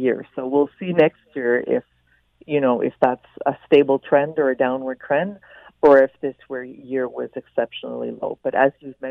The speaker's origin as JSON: {"language": "English", "town": "Winnipeg", "region": "Manitoba", "country": "Canada", "tie": "born or raised there", "said": "I'm not a native Quebecer. I grew up in Winnipeg"}